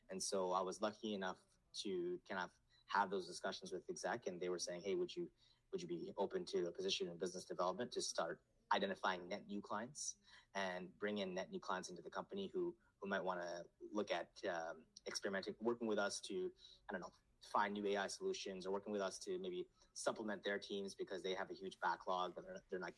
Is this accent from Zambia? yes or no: no; Nepal; born there; I was born in Nepal, but I was, raised here, so I grew up very comfortable with.